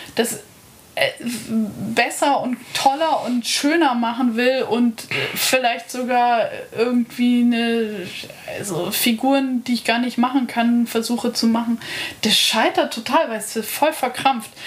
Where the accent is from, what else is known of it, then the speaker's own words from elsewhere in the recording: Lake Starnberg, Bavaria, Germany; now in Berlin, Germany; Starnberger See in Bayern